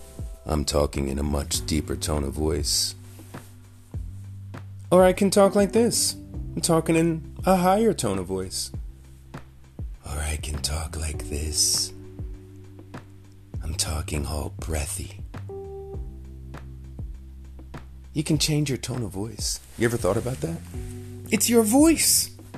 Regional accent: New York City, New York, United States; I grew up in New York City. I remember as a kid hearing the New York accent. Now, I'm Jamaican. So in my house, my mother, my father, all my aunts and uncles were speaking with this Jamaican accent.

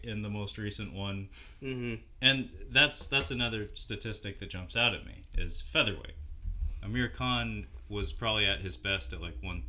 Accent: United States; we're both American

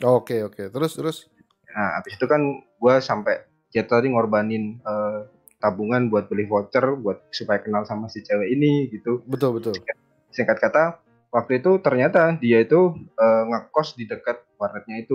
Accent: Banyuwangi, East Java, Indonesia; gua di sekitaran Banyuwangi lah.

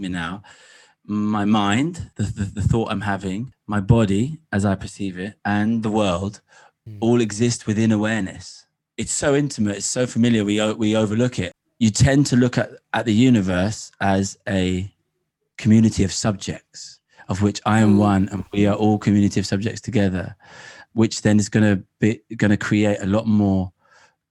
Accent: England, United Kingdom; deeply connected with the landscape growing up in England

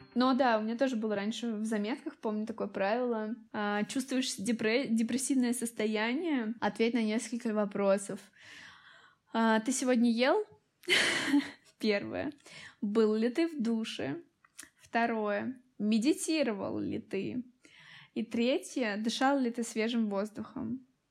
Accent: Tolyatti, Samara Oblast, Russia; moved away; и сама я из Тольятти.

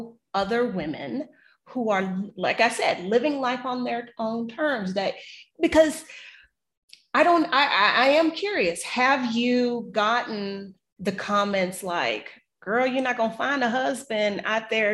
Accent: United States; our Black American experience

